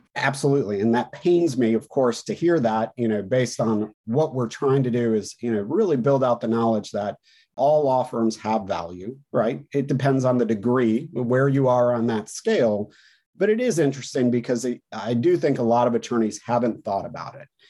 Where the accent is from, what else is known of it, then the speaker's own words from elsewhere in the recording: North Carolina, United States; in my home state here in North Carolina